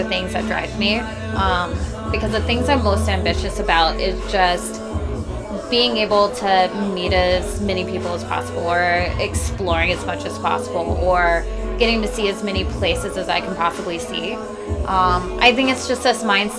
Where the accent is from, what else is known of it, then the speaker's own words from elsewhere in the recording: Texas, United States; I'm from Texas